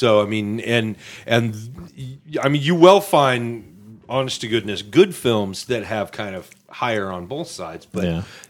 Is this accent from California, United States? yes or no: no; Texas, United States; But no, really, I'm from Texas.